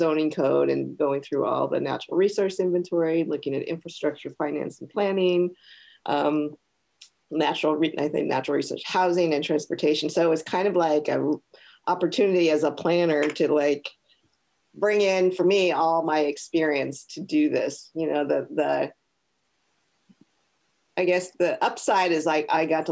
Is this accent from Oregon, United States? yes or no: yes; Portland, Oregon, United States; I was born and raised in Portland. So I'm a first generation mainlander from Hawaii. My parents are from there. So an Oregonian for sure.